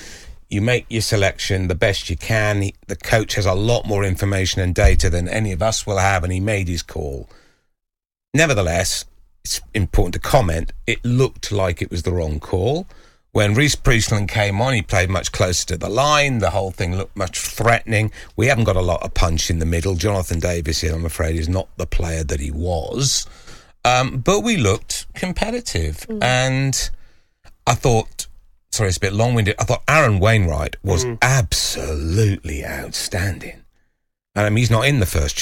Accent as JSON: {"language": "English", "town": "Cardiff", "region": "Wales", "country": "United Kingdom", "tie": "born or raised there", "moved": "yes", "said": "Cardiff, my hometown"}